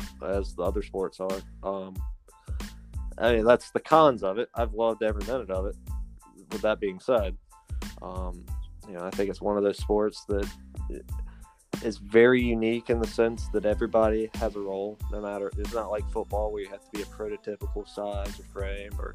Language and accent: English; Greenville, United States; growing up in Greenville, lacrosse is, you know, obviously, you know, not a very popular sport